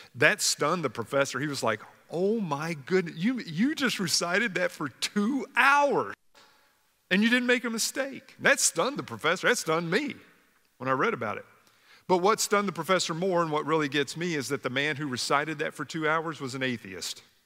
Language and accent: English; Kentucky, United States; When I was a kid growing up in Kentucky